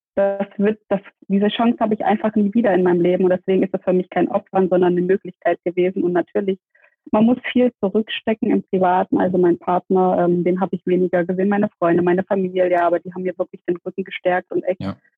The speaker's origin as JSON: {"language": "German", "town": "Dresden", "region": "Saxony", "country": "Germany", "tie": "born or raised there", "moved": "yes", "lives_now": "Stuttgart, Germany", "said": "ich bin ähm, in Dresden geboren, lebe in Stuttgart"}